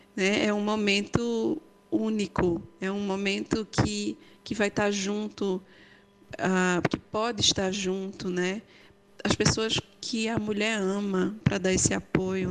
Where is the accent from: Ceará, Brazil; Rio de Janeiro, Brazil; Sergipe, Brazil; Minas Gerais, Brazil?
Ceará, Brazil; Juazeiro do Norte; Nasci em Juazeiro do Norte